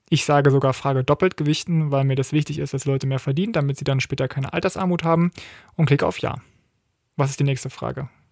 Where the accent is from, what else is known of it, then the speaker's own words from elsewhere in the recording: Berlin, Germany; ich komme ja aus Berlin, also einem Bundesland, wo Abitur angeblich einfacher äh, zu holen sein soll